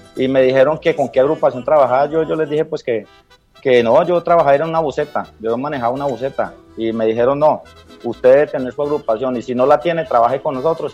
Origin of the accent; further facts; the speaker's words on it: Natagaima, Tolima, Colombia; yo soy del Tolima, y me acuerdo que en el, corregimiento de Belú, corregimiento del municipio de Natagaima, eh, escuchábamos una emisora, allá vivíamos